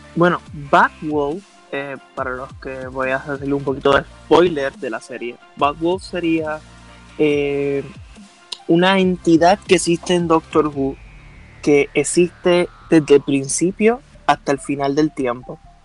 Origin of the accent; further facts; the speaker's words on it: Puerto Rico; yo también soy puertorriqueño. Vivo en la isla